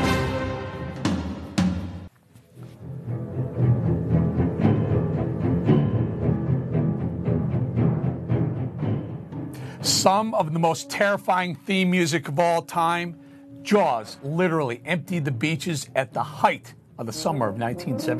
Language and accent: English; Chicago, Illinois, United States; Chicago, my hometown